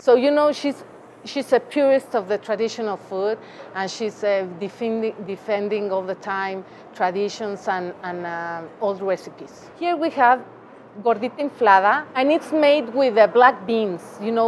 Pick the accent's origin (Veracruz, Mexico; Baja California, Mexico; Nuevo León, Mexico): Veracruz, Mexico; now in Mexico City, Mexico; we are from Veracruz and my father was from Michoacán.